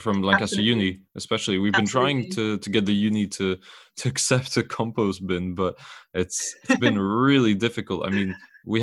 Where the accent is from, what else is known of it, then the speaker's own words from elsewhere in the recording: Belgium; he's actually from my hometown